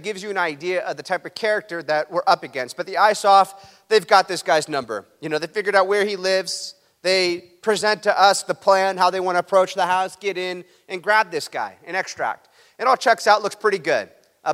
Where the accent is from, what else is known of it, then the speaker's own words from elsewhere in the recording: Huntington Beach, California, United States; I'm going to be back in my hometown, Huntington Beach, California